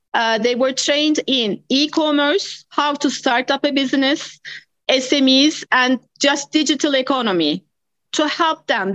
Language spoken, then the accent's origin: English; Istanbul, Turkey; moved away as an adult; also born or lived in United States; now in South Africa; I was born in Istanbul.